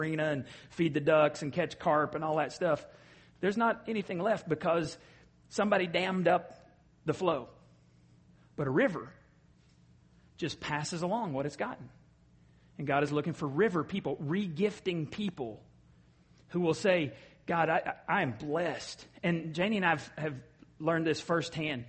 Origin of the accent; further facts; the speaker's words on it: Borger, Texas, United States; moved away; my hometown, Borger, and we have a lake out there